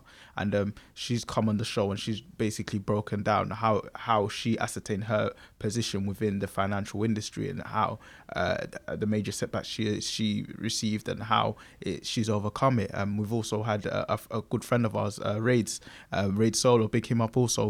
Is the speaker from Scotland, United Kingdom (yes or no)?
no; London, United Kingdom; being born and bred in Newham and living 27 years in Newham